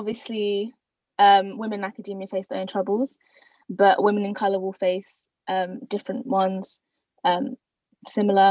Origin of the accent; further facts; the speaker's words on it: London, United Kingdom; I'm Bengali and, you know, 100% but born and bred in London